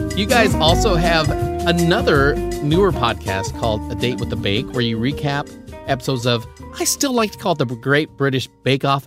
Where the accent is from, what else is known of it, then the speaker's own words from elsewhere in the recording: Philippines; moved away; I was born in the Philippines